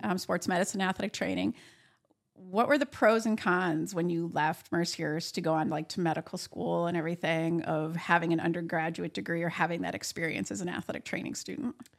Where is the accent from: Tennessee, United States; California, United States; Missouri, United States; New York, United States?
New York, United States; Buffalo; also born or lived in Sherman, New York / Findley Lake, New York; I was born in Buffalo, New York, lived there till I was about twelve years old, and then, um, moved to Sherman, New York for a short time, and then, uh, Finley Lake